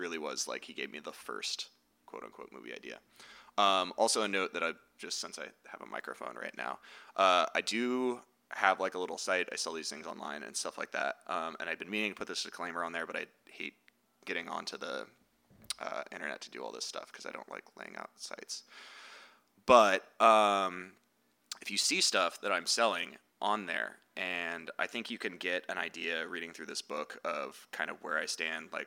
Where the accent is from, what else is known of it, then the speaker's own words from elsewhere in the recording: the Bay Area, California, United States; moved away; also born or lived in San Francisco; I grew up in the Bay and I lived in SF for like 10 years